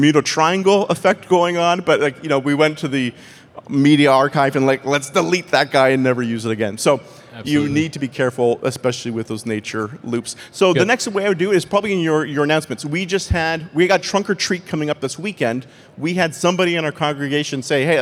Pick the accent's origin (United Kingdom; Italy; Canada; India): Canada; accent: Canadian; my Canadian accent.